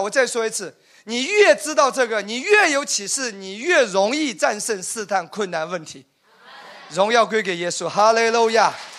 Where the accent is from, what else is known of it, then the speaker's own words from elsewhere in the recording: Wenzhou, Zhejiang, China; 因为我是属于典型的留守儿童。我我我是温州人，其实我们父母都有个共同点，早早的出去做生意了。然后就跟跟那些爷爷奶奶、外公外婆一起